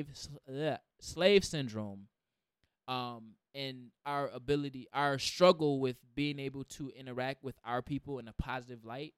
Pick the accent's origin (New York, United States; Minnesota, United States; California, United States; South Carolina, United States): New York, United States; Rochester; I'm from the, you know, the west side of Rochester.